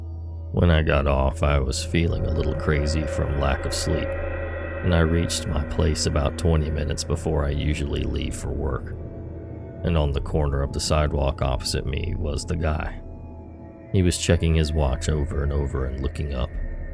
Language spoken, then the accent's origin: English; Missouri, United States; I grew up in Missouri. Junkies barely register as odd to me at this point.